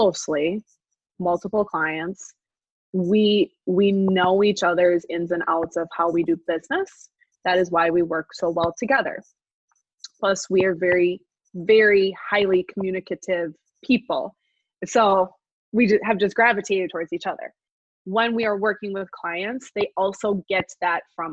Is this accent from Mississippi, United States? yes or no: no; La Crosse, Wisconsin, United States; now in Woodbury, United States; I grew up in La Crosse, Wisconsin